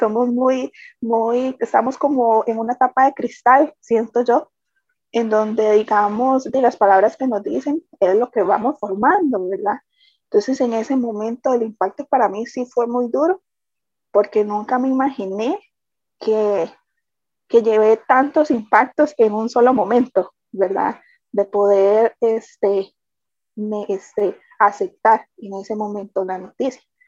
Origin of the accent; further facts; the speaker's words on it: San José, Costa Rica; soy de Costa Rica, San José.